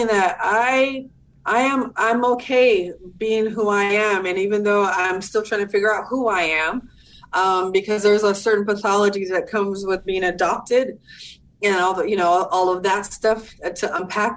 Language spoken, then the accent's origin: English; Southern California, United States; I'm from Southern California, born and raised